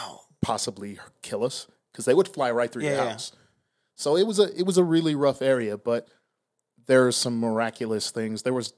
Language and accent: English; Milwaukee, Wisconsin, United States; moved away as an adult; also born or lived in Pasadena, California / Riverside, California; now in Las Vegas, United States; I am originally from Milwaukee, Wisconsin.